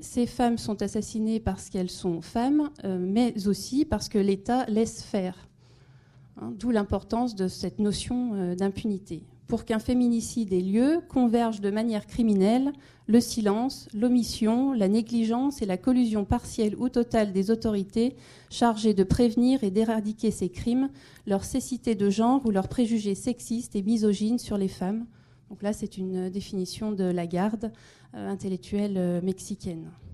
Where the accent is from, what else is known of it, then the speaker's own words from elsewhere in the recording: France; chez nous, en France, en Europe